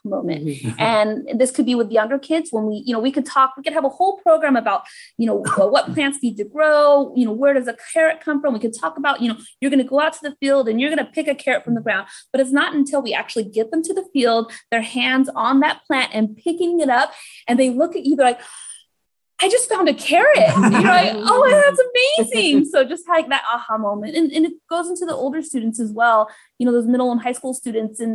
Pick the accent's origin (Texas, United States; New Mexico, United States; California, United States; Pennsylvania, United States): California, United States; El Centro; I grew up here in Imperial County in El Centro